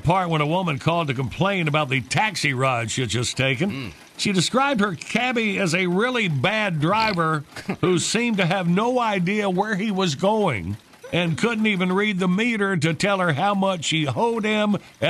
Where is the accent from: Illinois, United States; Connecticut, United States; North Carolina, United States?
North Carolina, United States; Because I think they're kicking off my home state of North Carolina.